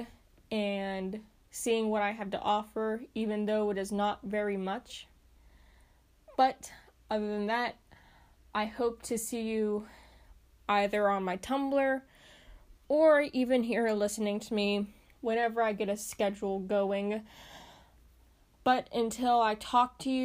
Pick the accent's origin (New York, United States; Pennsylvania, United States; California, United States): Pennsylvania, United States; my hometown, my home state, Pennsylvania